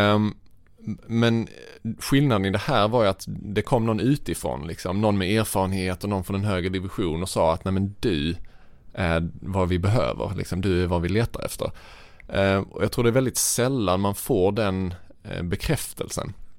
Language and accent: Swedish; Vittsjö, Skåne, Sweden; Jag växte upp i Vittsjö, en, en liten by i norra Skåne.